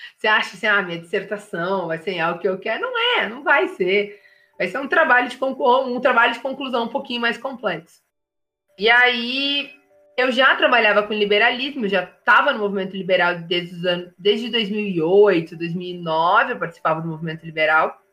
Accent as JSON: {"language": "Portuguese", "town": "Rio Grande", "region": "Rio Grande do Sul", "country": "Brazil", "tie": "born or raised there", "said": "eu nasci em Rio Grande, né? Que é extremo sul do Rio Grande do Sul, e é litoral."}